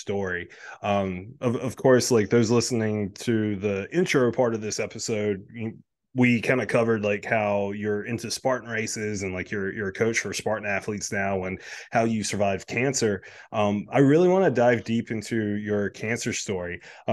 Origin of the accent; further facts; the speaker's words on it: South Carolina, United States; moved away as an adult; now in Delaware, United States; me originally being from South Carolina, the Greek population is not that big in South Carolina. We moved up here to Delaware about a year ago